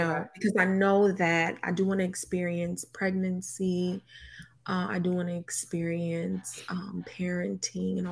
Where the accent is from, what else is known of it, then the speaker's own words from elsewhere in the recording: Inglewood, California, United States; growing up in Inglewood, growing up